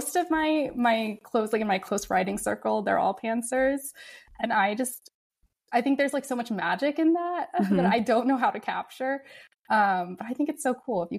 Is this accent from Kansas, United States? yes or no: no; Houston, Texas, United States; I grew up in Houston where we have a lot of hurricanes